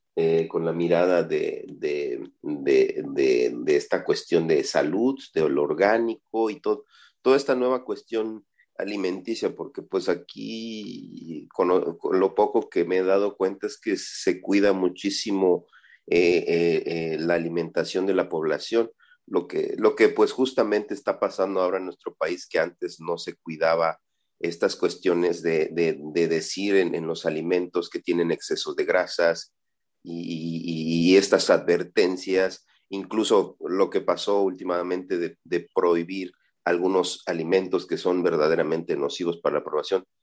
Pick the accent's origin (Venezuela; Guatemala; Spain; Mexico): Mexico; Zinacantán, Chiapas; soy de Sinacantán, Chiapas